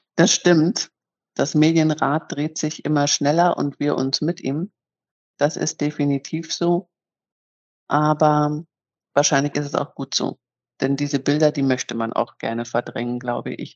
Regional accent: Northern Germany, Germany; moved away as an adult; also born or lived in Munich; now in Bremen, Germany; als waschechte Norddeutsche

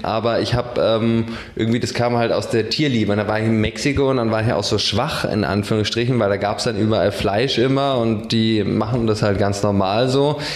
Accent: Berlin, Germany; also born or lived in Spandau, Berlin; ich bin nicht in Dahlem geboren, sondern weiß nicht, irgendwo in Spandau und bin in Charlottenburg groß geworden

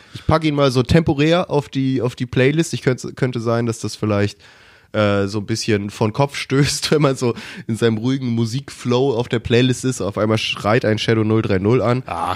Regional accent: Germany; als Deutscher

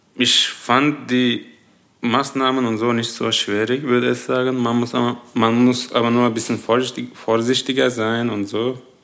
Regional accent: Turkey; German is a second language; moved away as an adult; now in Darmstadt, Germany; meine Familie auf jeden Fall sind noch in der Türkei

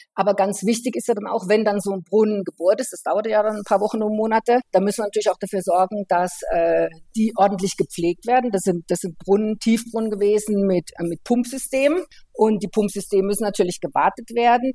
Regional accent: Germany; wenn man so wie bei uns in Deutschland halt jeden Tag lebt

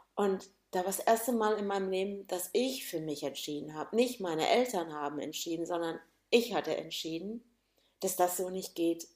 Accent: Gönnern, Hesse, Germany; also born or lived in Hannover, Lower Saxony; bin dann nach Gönnern, heißt übrigens dieser Ort, wo ich herkomme

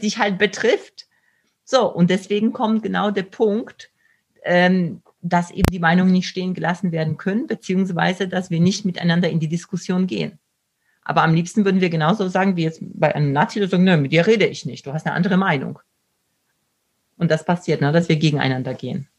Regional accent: Poland; moved away; ich komme selbst aus Polen

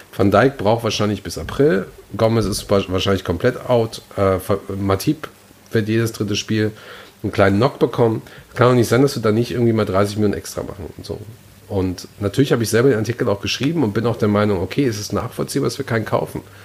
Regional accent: Gelsenkirchen, North Rhine-Westphalia, Germany; meine Heimatstadt Gelsenkirchen

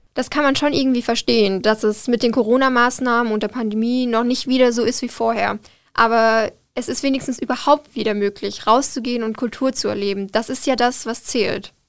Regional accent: Rhineland-Palatinate, Germany; now in Darmstadt, Germany; ich komme aus der Pfalz

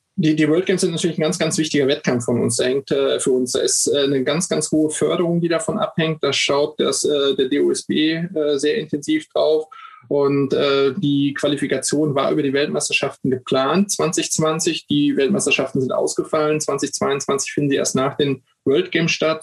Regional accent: Rheda-Wiedenbrück, North Rhine-Westphalia, Germany; Ich komme aus Reda Wiedenbrück.

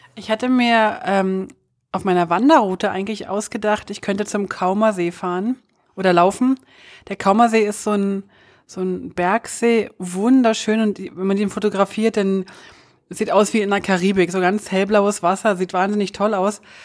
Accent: Germany; als Deutsche

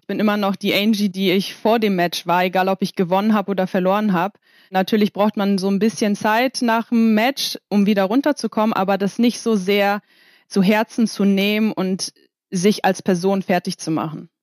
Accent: Kiel, Schleswig-Holstein, Germany; now in Poland; bin letzte Woche nach Kiel gefahren, um mal ein bisschen rauszukommen, wieder in meine Heimat

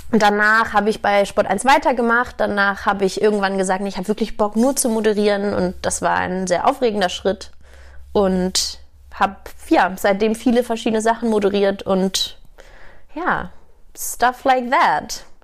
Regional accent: Hamburg, Germany; born there; moved away as an adult; now in Munich, Germany; 29 Jahre, gebürtige Hamburgerin, seit zehn Jahren jetzt aber schon in München.

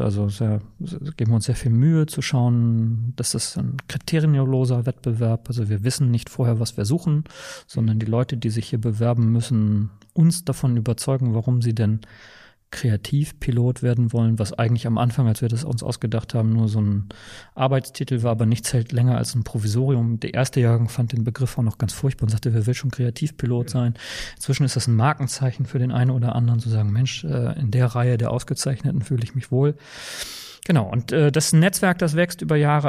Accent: Bremen, Germany; accent: norddeutsch; moved away as an adult; also born or lived in Saarland / Hamburg / Witten/Herdecke / Aachen; now in Berlin, Germany; ich bin im Saarland geboren und in Bremen aber aufgewachsen. Das hört man wahrscheinlich auch in meiner Sprachfärbung, dass das noch so ein bisschen norddeutsch ist

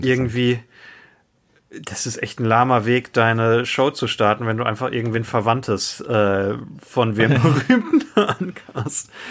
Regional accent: Germany; für uns als Deutsche

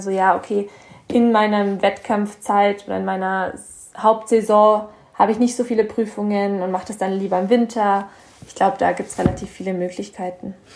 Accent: Bavaria, Germany; ich komme hier aus Bayern

